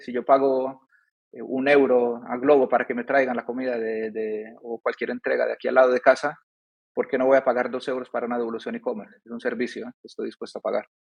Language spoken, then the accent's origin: Spanish; Seville, Andalusia, Spain; moved away as an adult; also born or lived in Medellín, Colombia / Germany / Madrid / France; now in Dubai, United Arab Emirates; Yo nací en Colombia, en Medellín. Mi madre de, de, Colombia. De pequeño me fui a España, a Sevilla, al sur.